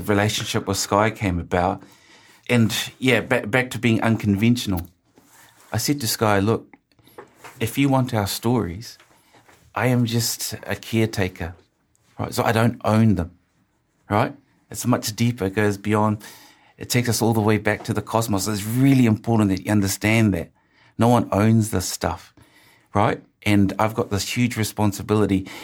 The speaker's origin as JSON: {"language": "English", "region": "Auckland", "country": "New Zealand", "tie": "born or raised there", "said": "I grew up in Ortara and my favorite show was country calendar"}